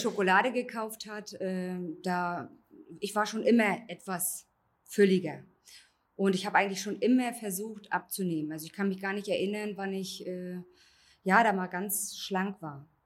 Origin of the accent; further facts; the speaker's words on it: Wolgast, Mecklenburg-Vorpommern, Germany; ich bin 34 Jahre alt, ich komme aus Wolgast.